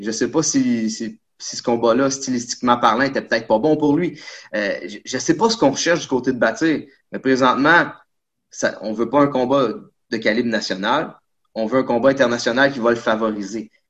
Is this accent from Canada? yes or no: yes; Quebec, Canada; On est des Québécois